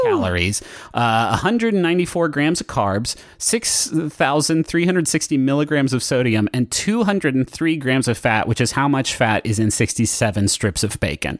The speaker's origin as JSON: {"language": "English", "town": "Huntington", "country": "United States", "tie": "born or raised there", "moved": "yes", "said": "when I was growing up in Huntington, we did not have good restaurants"}